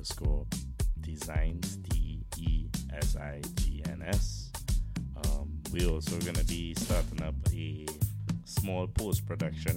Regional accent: Port of Spain, Trinidad & Tobago; I was born in Trinidad back in 1988. I'm 34 years old. I'll be 35 this year. I was born in Woodbrook, which is essentially the epicenter of carnival

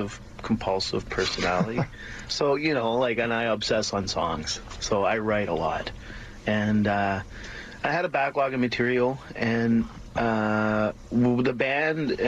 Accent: Pennsylvania, United States; also born or lived in South Carolina; now in Canada; I grew up in Pennsylvania

